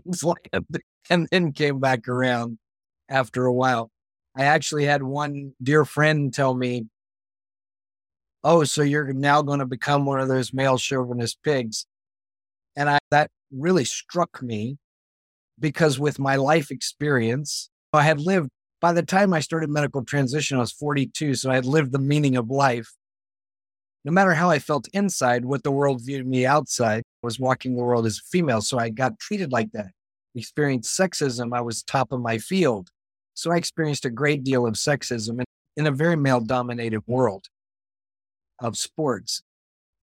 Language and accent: English; Bible Belt, Southern United States, United States; growing up in the Bible Belt